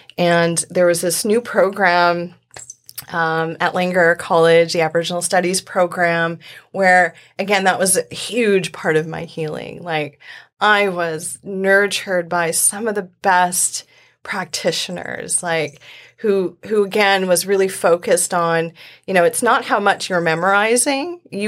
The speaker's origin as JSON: {"language": "English", "country": "Indonesia", "tie": "born there", "said": "I was born in Indonesia. I was adopted as a baby."}